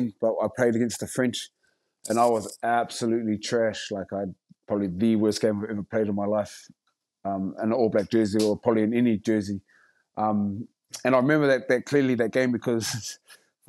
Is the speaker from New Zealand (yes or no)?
yes; Rotorua, Bay of Plenty, New Zealand; I've done, you know, haka all my life pretty much, growing up in Rotorua and schools and kapa haka